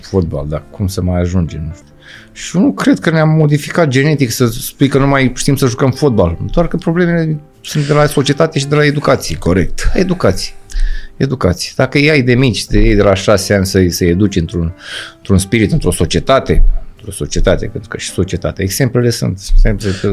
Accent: Moldavia, Romania; moved away; am fost născut în Moldova, la un oraș

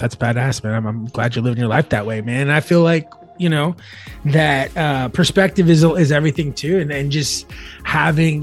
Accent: Allen, Texas, United States; We grew up in Allen

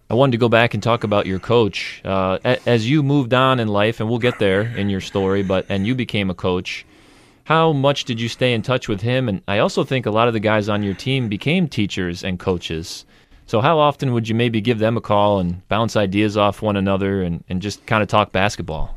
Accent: Gilbertsville, New York, United States; I'm from Gilbert, so I went to G M U

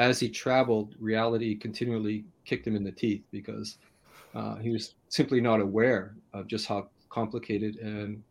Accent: Canada; I grew up in Canada, I'm pretty much in a state of poverty

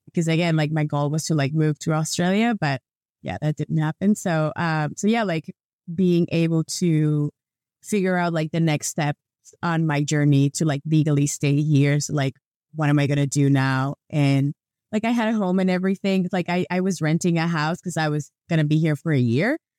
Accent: Venezuela; moved away as an adult; now in Canada; every time that I used to travel with my Venezuelan passport, I don't have that problem anymore because I'm a Canadian now

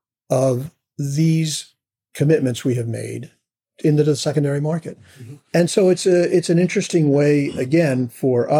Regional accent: United States; I'm an American

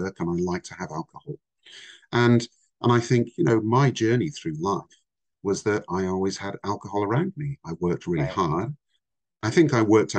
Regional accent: Somerset, South West England, United Kingdom; also born or lived in Vancouver, Canada; I'm actually Canadian. I was born in Vancouver, but I grew up in the UK. So I came to the UK when I was five, and I lived in the south of England, an area called Somerset

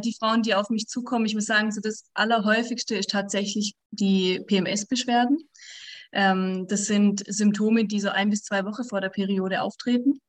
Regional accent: directly at the Swiss border, Baden-Württemberg, Germany; also born or lived in Switzerland; ich komme aus dem Süden von Deutschland noch, also direkt an der Schweizer Grenze

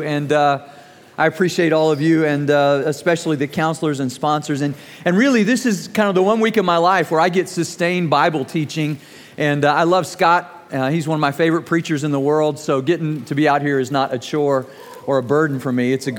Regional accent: Germany; I was growing up in Germany, and my team won the championship that year that I wrestled

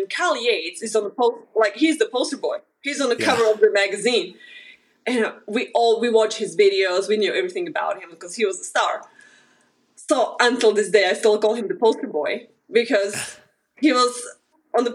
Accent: Slovakia; English is a second language; moved away as an adult; now in Wichita, United States; I grew up in Slovakia, and I started to play tennis when I was 7

